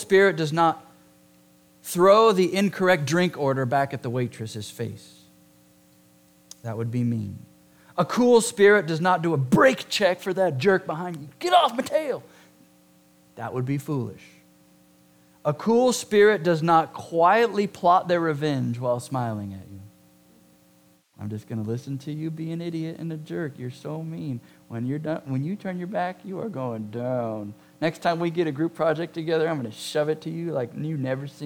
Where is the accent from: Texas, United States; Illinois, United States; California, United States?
California, United States; Southern; moved away; I'm from Southern California.